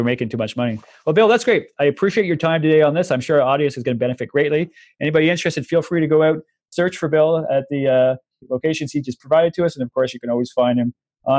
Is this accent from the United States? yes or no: no; Canada; as a Canadian